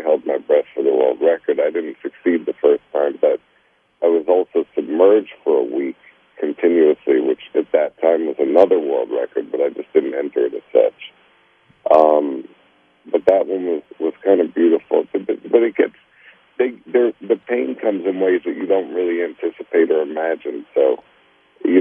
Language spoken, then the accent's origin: English; New York City, New York, United States; I grew up in Brooklyn, New York, and had a single mother